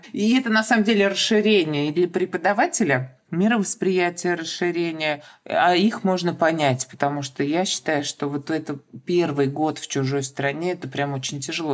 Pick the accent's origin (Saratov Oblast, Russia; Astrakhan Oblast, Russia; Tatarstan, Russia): Tatarstan, Russia; Kazan; я из Казани, и татарский язык